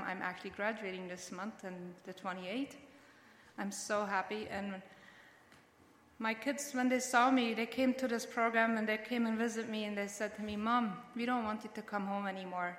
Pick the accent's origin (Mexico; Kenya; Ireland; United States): Mexico; now in Canada; I was born and raised in Mexico